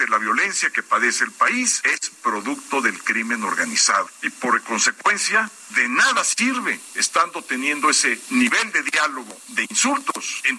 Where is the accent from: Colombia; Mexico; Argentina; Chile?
Mexico